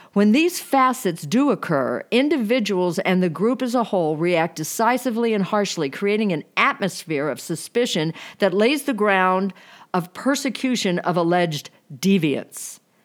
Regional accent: Boone County, Missouri, United States; I was born in Boone County, Missouri.

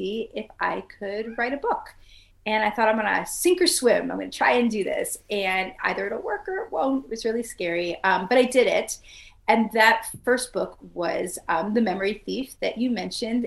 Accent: New York City, New York, United States; now in North Carolina, United States; I grew up in Brooklyn, New York. Now I live in coastal North Carolina

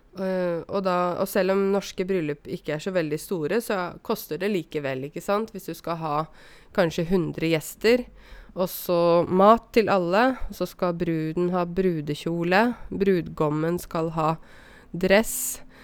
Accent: Åmot, Buskerud, Norway; also born or lived in Drammen; de skulle da flytte fra Drammen, der de bodde først, til Åmot, der jeg vokste opp

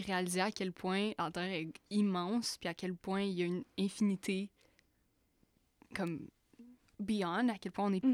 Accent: Buckingham, Quebec, Canada; je viens de Buckingham. On vient de Buckingham

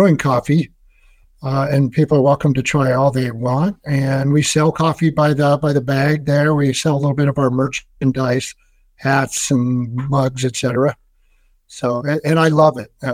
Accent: Seattle, Washington, United States; my hometown in Seattle

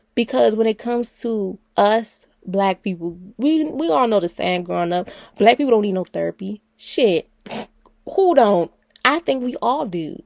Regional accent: Baltimore, Maryland, United States; I'm from Baltimore City

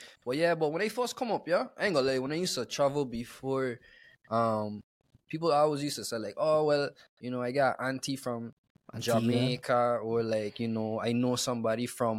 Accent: U.S. Virgin Islands; moved away as an adult; now in United States; And they was like, where are you from? I said, St. Croix.

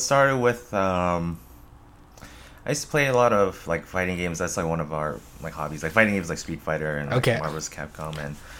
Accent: Hawaii, United States; moved away; Hawaii. I grew up in Hawaii.

